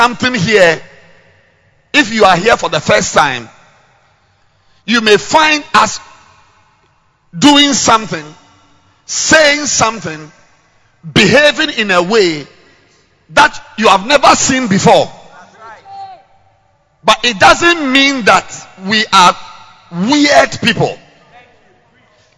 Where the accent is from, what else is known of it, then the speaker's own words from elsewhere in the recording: Ghana; I'm a Ghanaian living in Ghana